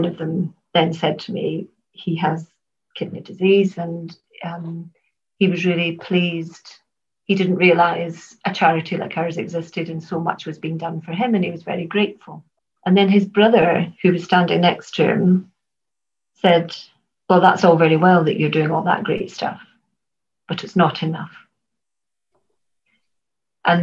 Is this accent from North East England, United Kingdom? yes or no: no; Glasgow, Scotland, United Kingdom; Glasgow's my hometown